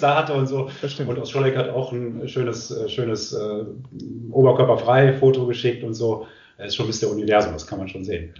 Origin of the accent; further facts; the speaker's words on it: Düsseldorf, North Rhine-Westphalia, Germany; moved away; ich komme ursprünglich aus Düsseldorf